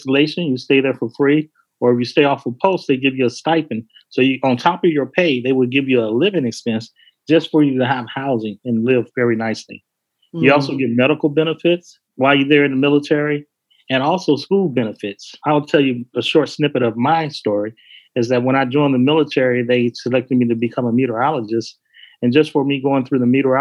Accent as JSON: {"language": "English", "town": "Chicago", "region": "Illinois", "country": "United States", "tie": "born or raised there", "moved": "as an adult", "said": "me growing up in Chicago"}